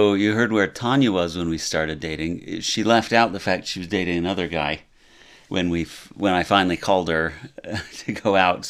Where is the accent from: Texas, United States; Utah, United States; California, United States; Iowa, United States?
Utah, United States; Salt Lake City; I grew up right here in Salt Lake City.